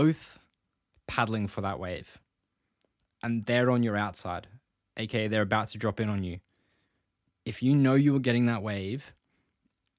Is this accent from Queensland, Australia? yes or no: yes; Gold Coast, Queensland, Australia; I grew up in the Gold Coast